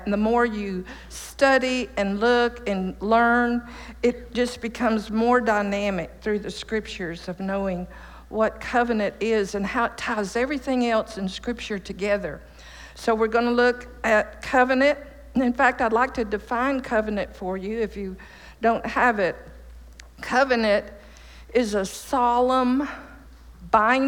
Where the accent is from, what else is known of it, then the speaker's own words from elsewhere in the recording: East Texas, United States; also born or lived in Chicago, Illinois; I moved to Texas in 1949 from Chicago to my daddy's dairy farm in East Texas